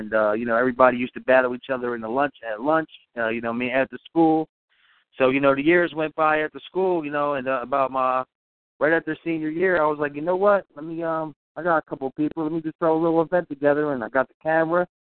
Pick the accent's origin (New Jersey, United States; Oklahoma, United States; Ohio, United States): New Jersey, United States; Pine Hill; also born or lived in Philadelphia, Pennsylvania; South Jersey, man. I was born in Philadelphia, but I've been in South Jersey most of my life. So I'm in Pine Hill